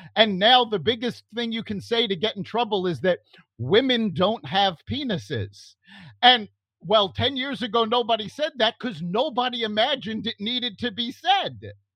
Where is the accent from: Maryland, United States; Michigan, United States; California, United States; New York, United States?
New York, United States; New York City; I grew up in New York City